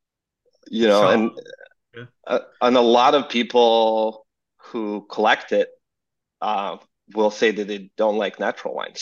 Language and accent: English; Serbia; English is a second language; moved away as an adult; now in United States; growing up in Serbia